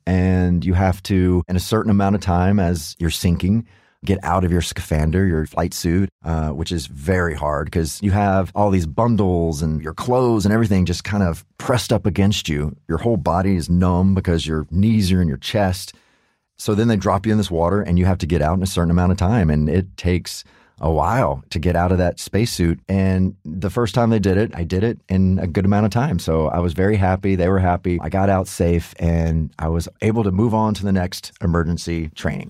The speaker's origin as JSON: {"language": "English", "country": "United States", "said": "as an American"}